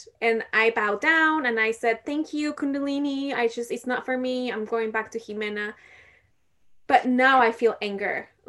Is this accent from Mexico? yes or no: yes; Mexico; I'm not from India, I'm from Mexico.